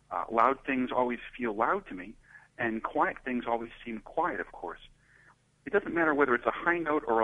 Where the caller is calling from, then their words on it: Cambridge, Massachusetts, United States; from Cambridge, Mass, in the USA.